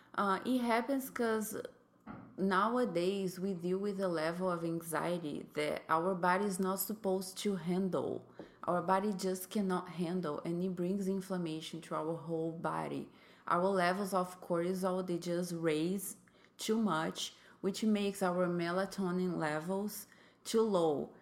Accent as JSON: {"language": "English", "country": "Brazil", "second_language": "English", "moved": "as an adult", "lives_now": "United States", "said": "I am from Brazil. I came to the United States four years ago."}